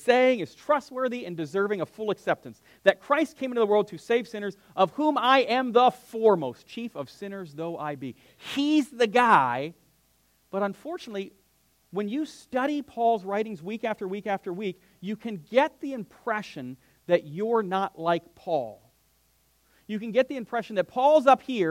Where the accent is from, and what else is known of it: United States; born or raised there